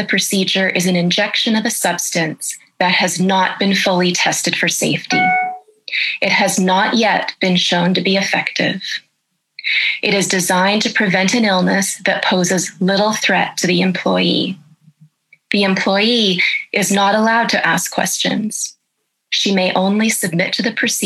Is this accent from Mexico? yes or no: no; Canada; I'm a professor of ethics and I'm a Canadian